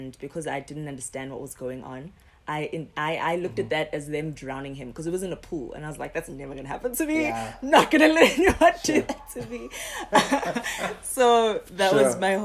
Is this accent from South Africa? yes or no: yes; Durban, KwaZulu-Natal, South Africa; moved away; also born or lived in Johannesburg; I'm from Durban originally.